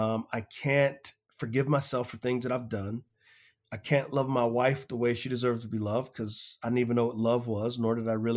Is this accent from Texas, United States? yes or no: yes; San Antonio, Texas, United States; Yeah, so I grew up in San Antonio, Texas, an area called the West Side.